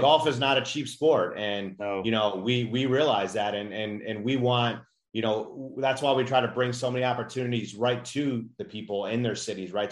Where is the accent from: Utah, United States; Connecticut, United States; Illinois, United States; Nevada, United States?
Illinois, United States; Chicago; I grew up in Chicago